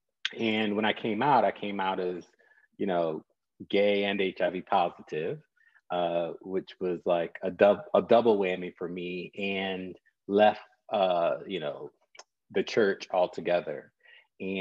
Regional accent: North Carolina, United States; I'm a son of the Black church, born and raised in North Carolina

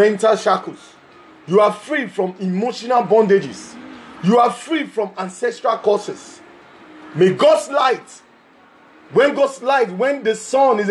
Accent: Lagos, Nigeria; from Lagos, West Africa.

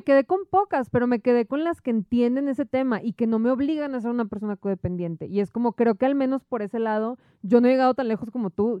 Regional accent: Monterrey, Nuevo León, Mexico; moved away as an adult; La primera vez que me fui de Monterrey, que me fui un año, fue a los 18 años

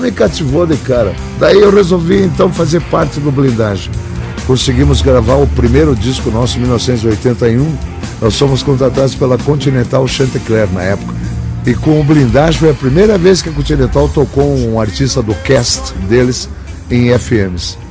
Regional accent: Curitiba, Paraná, Brazil; also born or lived in Porto Alegre; nasci em Porto Alegre, vim para Curitiba com 3 anos de idade

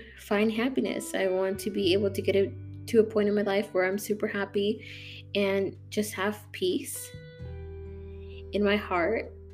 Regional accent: St. Charles, Illinois, United States; moved away as an adult; now in Florida, United States; I'm from Illinois, from a really small suburb called St. Charles

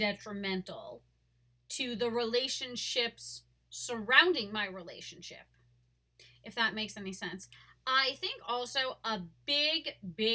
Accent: Long Island, New York, United States; I was born and raised in Long Island.

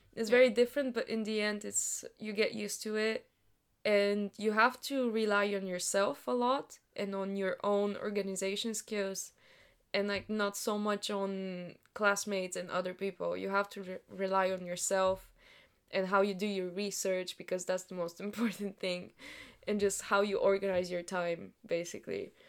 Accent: Sofia, Sofia City, Bulgaria; English is a second language; moved away as an adult; now in United Kingdom; the universities of sofia my hometown

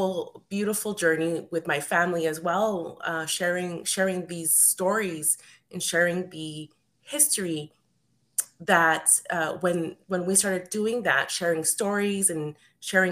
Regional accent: Edmonton, Alberta, Canada; I wasn't born in South America. I was born here in Edmonton, Alberta, but because I'm first generation Canadian

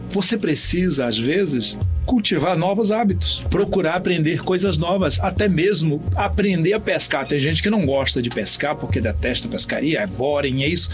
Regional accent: Pará, Brazil; Dormi em rede quando era criança no Pará

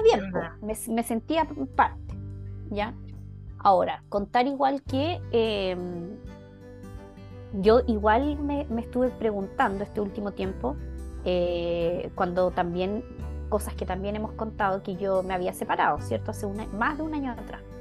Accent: Chile; moved away as an adult; now in Switzerland; Yo actualmente estoy en Suiza, que es mi otro país. Yo tengo doble nacionalidad

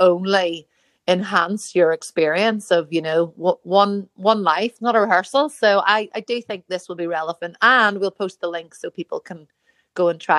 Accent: Northern Ireland, United Kingdom; I am Northern Irish

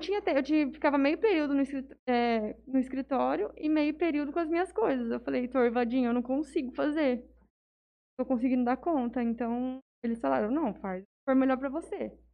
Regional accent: Jales, São Paulo, Brazil; Eu nasci em São Paulo, mas eu sou praticamente jalesense. Eu vim pra cá com um ano e pouquinho

